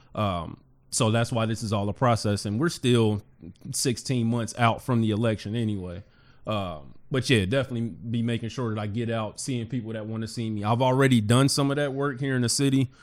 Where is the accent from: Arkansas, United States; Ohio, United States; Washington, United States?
Ohio, United States; Cincinnati; born and raised in Cincinnati